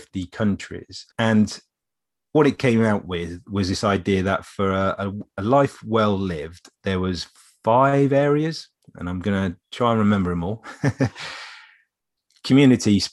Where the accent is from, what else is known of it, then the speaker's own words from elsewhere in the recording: England, United Kingdom; we're English.